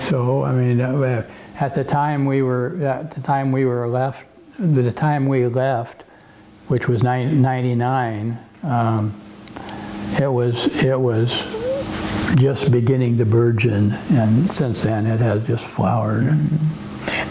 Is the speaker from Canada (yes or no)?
no; Yakima, Washington, United States; now in Oregon, United States; I grew, I grew up in Yakima